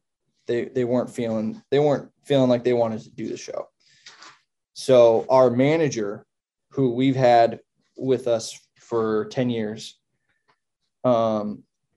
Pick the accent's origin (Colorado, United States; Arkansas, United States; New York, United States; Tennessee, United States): Colorado, United States; moved away; also born or lived in California; I was born in Colorado, but I lived in California for about 15 years. And now I'm officially back